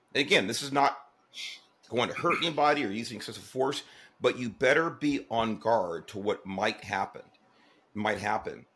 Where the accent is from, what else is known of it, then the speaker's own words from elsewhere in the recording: Los Angeles, California, United States; I grew up in Southeast Los Angeles